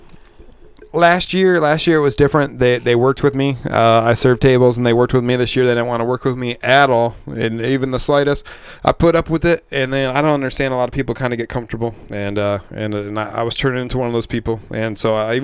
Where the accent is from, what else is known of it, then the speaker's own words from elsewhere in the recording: Michigan, United States; moved away as an adult; now in Montana, United States; Grew up in Michigan. Spent the last 10 years in Montana